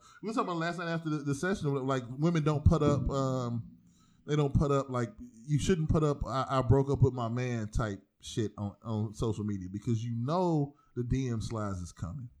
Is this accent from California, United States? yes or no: no; East Cleveland, Ohio, United States; I'm from East Cleveland, Ohio.